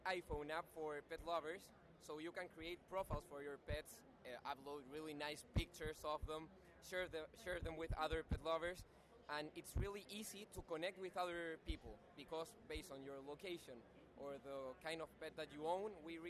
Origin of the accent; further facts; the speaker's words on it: Santiago, Santiago Metropolitan Region, Chile; We are from Santiago, Chile